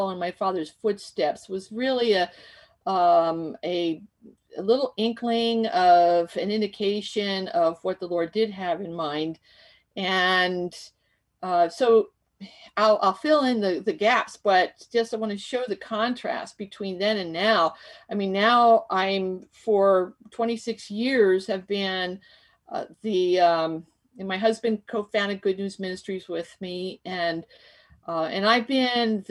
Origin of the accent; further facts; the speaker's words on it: Bethlehem, Pennsylvania, United States; I was born in Bethlehem.